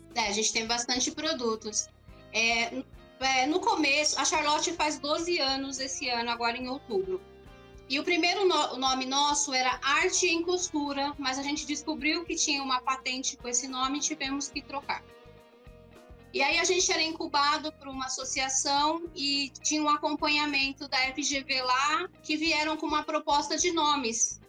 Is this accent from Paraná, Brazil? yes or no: no; São Bernardo do Campo, São Paulo, Brazil; Eu sou aqui de São Bernardo